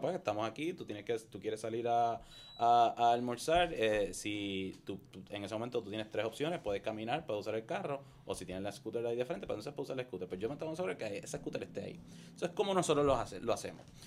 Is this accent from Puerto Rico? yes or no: yes; Caguas, Puerto Rico; soy de Cagua, esto, de Bairoa.